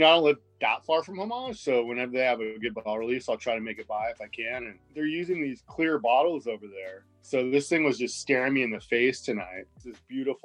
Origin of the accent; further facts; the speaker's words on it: Goleta, California, United States; now in Los Angeles, United States; I grew up in like on the Central Coast, in the Goleta, Santa Barbara area